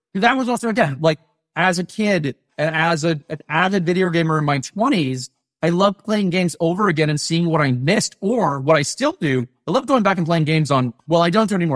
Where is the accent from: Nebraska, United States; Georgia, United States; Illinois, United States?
Georgia, United States; Atlanta; I grew up in Atlanta